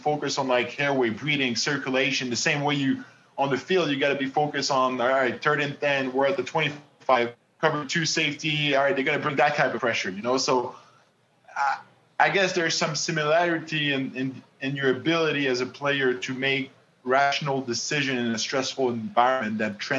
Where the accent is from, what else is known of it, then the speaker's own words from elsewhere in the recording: Montreal, Quebec, Canada; first language French; English is a second language; I grew up in Quebec and Montreal. My parents, you know, both speak French.